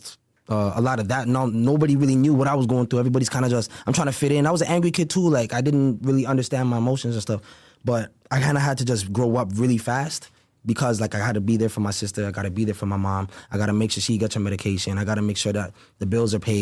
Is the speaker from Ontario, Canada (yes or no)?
yes; Brampton, Ontario, Canada; the place where I grew up in Brampton